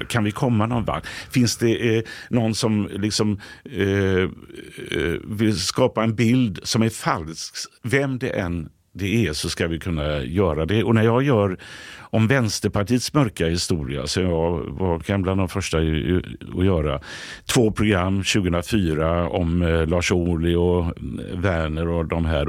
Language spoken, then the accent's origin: Swedish; Gothenburg, Västra Götaland, Sweden; moved away as an adult; now in Stockholm, Sweden; Hisingen där jag kommer från i Göteborg